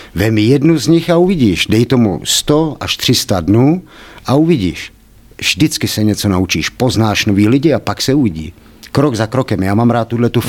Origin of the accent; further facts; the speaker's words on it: Kladno, Central Bohemian Region, Czechia; Já nejsem kladeňák, Eh, jsem tady z vesnice kousek vedle, ale nakladně jsem vyrost od malička, teda vlastně od jednoho roku.